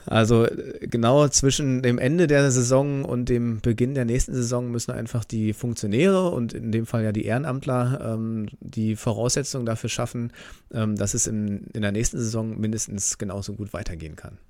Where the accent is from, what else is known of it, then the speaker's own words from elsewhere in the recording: Bernau bei Berlin, Brandenburg, Germany; moved away as an adult; now in Itzehoe, Germany; aufgewachsen bin ich tatsächlich in Bernau, bis ich 19 war